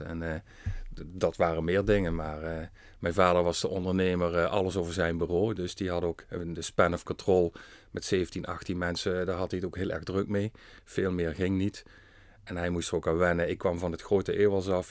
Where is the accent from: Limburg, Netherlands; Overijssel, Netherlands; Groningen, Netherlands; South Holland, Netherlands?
Limburg, Netherlands; Venray; geboren en getogen in Venray